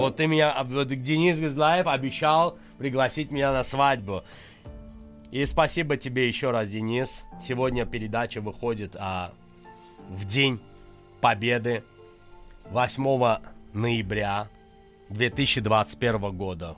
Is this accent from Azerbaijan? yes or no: yes; Azerbaijan; я азербайджанец